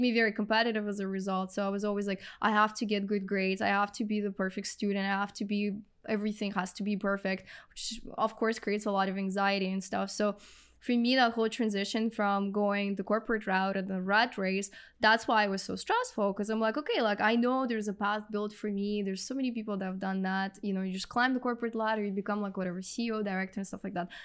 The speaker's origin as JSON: {"language": "English", "country": "Russia", "second_language": "English", "moved": "as an adult", "lives_now": "Canada"}